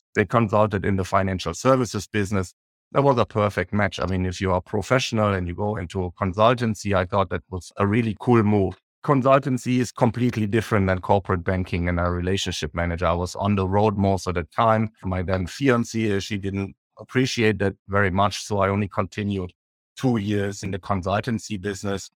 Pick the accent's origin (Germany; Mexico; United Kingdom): Germany; Düsseldorf, North Rhine-Westphalia; in Düsseldorf, uh, my hometown where I grew up.